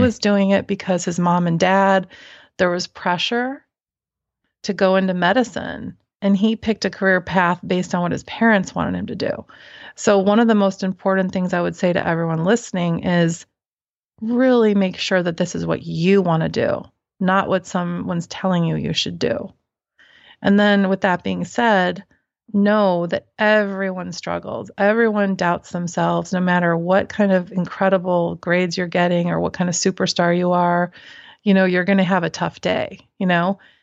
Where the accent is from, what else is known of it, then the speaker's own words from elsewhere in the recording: Midwest, United States; I grew up in the Midwest